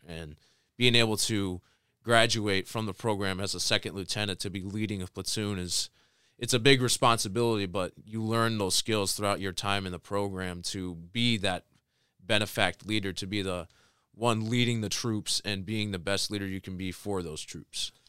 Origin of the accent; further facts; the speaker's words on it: Tecumseh, Michigan, United States; I was born and raised in Tecumseh, Michigan my whole life.